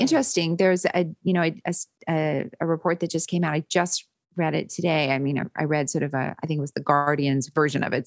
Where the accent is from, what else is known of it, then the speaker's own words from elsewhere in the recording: Winnipeg, Manitoba, Canada; moved away as an adult; also born or lived in London, Ontario; now in United States; I'm from Winnipeg originally, and I trained in London, Ontario, and I've been in the States since, uh, nineteen ninety-five.